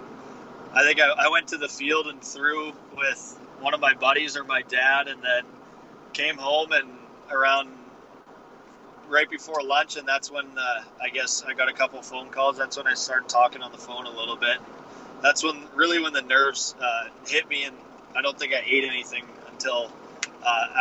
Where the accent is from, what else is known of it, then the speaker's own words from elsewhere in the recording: small town Saskatchewan, Canada; moved away as an adult; I signed my contract on my back deck in my hometown.